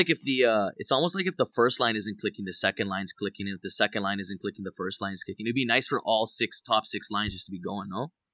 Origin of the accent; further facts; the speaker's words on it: Toronto, Ontario, Canada; moved away as an adult; also born or lived in Los Angeles, United States; now in Las Vegas, United States; born and raised in Toronto, um, uh, moved to L A, uh, four years ago to pursue music